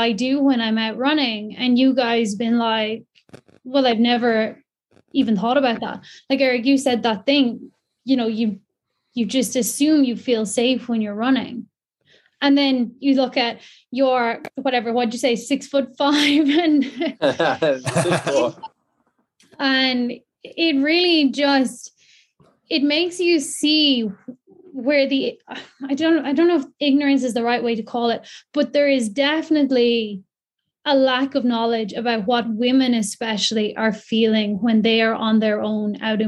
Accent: County Kildare, Ireland; I'm from North Kildare. I live very close to both the Royal and the Grand Canal. I've been using the canals all my life

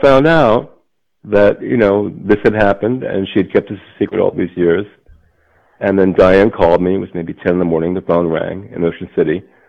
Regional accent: Trenton, New Jersey, United States; born there; I was born in Trenton, apparently. That's what it says in my record of birth.

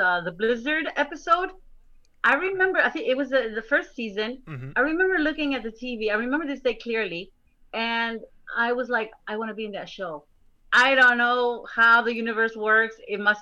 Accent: Chicago, Illinois, United States; English is a second language; also born or lived in Mexico; I grew up in a suburb of Chicago

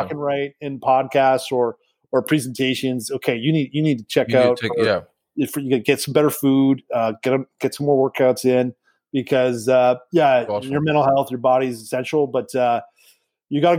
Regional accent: Canada; as a Canadian

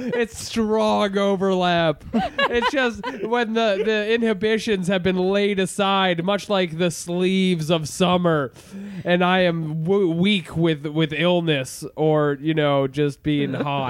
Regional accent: Needham, Massachusetts, United States; I'm from Needham.

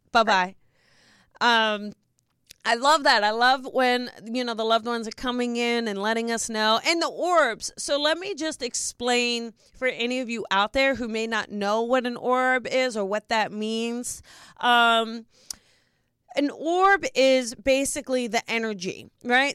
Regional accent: New Jersey, United States; I'm from New Jersey

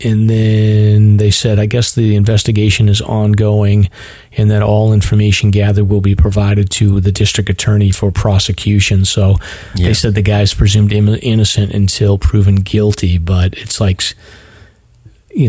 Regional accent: North Reading, Massachusetts, United States; when I grew up in North Reading, which you would think is like in Mass

